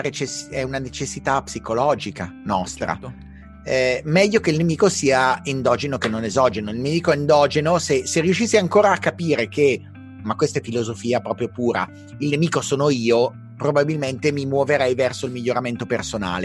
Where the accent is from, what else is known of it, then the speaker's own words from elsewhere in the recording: Milan, Lombardy, Italy; da milanese